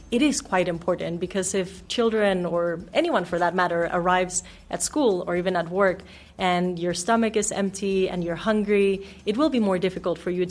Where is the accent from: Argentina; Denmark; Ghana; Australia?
Denmark; also born or lived in Mexico; now in South Africa; No, I'm actually from Denmark and Mexico.